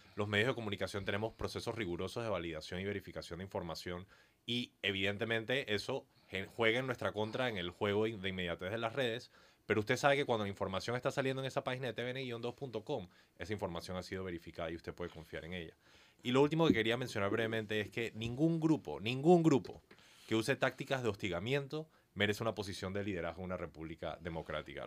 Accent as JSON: {"language": "Spanish", "country": "Panama", "said": "como panameños"}